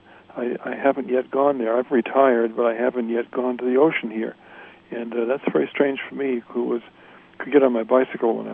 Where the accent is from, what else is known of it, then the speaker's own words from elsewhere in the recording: Massachusetts Bay, United States; moved away as an adult; also born or lived in Silicon Valley, California; now in Santa Clara, United States; I grew up in Massachusetts Bay